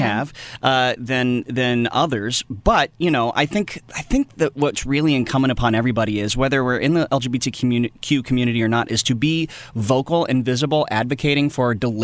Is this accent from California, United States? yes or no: no; East Tennessee, United States; moved away as an adult; now in Los Angeles, United States; I grew up in East Tennessee